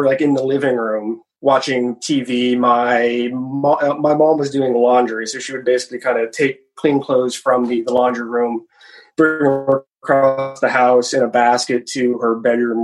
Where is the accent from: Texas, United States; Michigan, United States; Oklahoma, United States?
Oklahoma, United States; Oklahoma City; now in Los Angeles, United States; I grew up here. So okay. My family's here